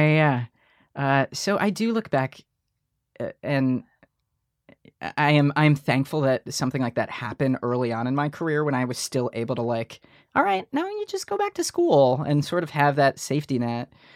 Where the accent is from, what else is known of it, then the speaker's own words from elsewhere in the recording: Detroit, Michigan, United States; moved away; we're from Detroit, Michigan